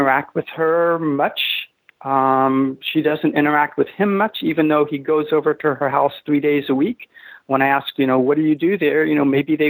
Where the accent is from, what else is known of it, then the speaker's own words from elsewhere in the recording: Texas, United States; moved away; I'm from Texas